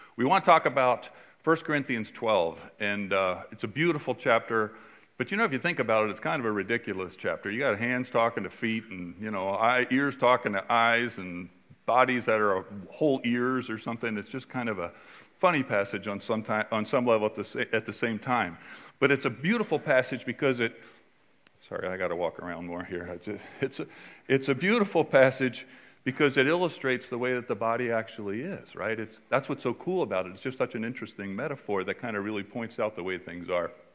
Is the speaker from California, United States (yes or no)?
yes; California, United States; I'm from California